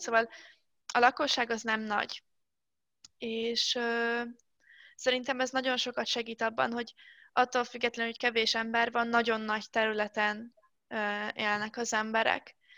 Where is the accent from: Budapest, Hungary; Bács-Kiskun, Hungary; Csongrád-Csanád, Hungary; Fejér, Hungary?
Csongrád-Csanád, Hungary; Szeged; moved away; Én otthon Szegeden